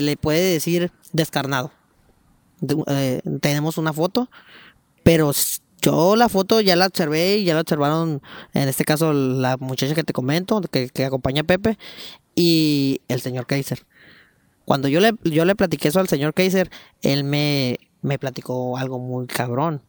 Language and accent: Spanish; Mexico; como todo mexicano